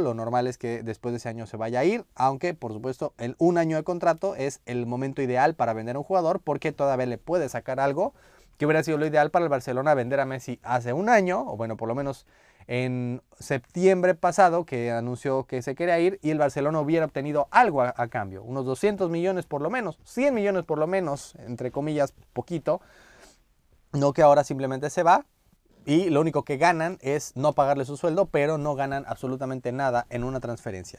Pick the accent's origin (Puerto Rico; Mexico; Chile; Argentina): Mexico; como mexicano